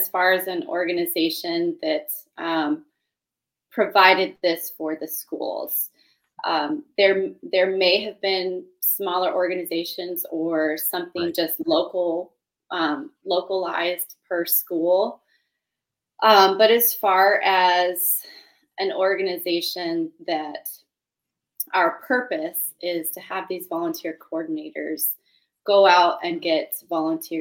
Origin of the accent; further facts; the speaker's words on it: California, United States; now in Clark County, Washington, United States; I'm originally from California